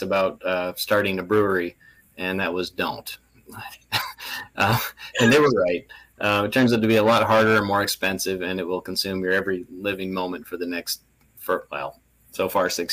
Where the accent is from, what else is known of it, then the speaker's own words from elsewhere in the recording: Canada; moved away; I'm originally Canadian